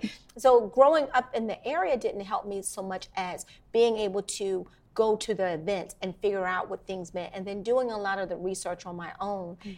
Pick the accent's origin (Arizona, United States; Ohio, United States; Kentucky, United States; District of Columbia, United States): District of Columbia, United States; Washington; I grew up in Washington, D.C., in Northeast Washington, D.C., to be very specific